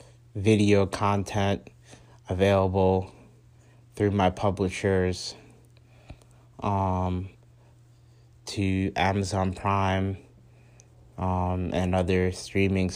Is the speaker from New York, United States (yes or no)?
yes; New York City, New York, United States; I was born in Queens